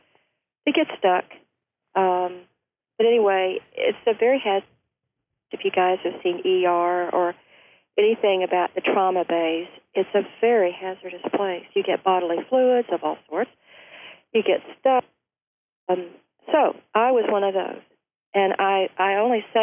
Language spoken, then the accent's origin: English; Ashland, Kentucky, United States; now in Leipers Fork, United States; In my pocket of the world, Appalachia, I'm from Ashland, Kentucky